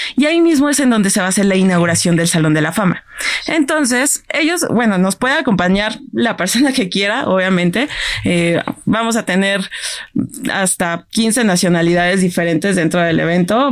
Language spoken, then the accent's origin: Spanish; Mexico